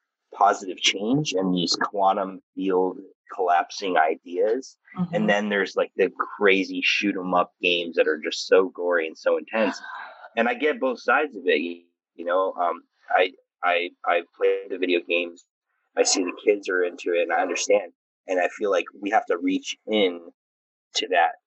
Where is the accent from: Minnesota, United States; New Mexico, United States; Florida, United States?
New Mexico, United States; also born or lived in Taos, New Mexico / Oregon; now in Connecticut, United States; feeling out my desert roots because I was born in New Mexico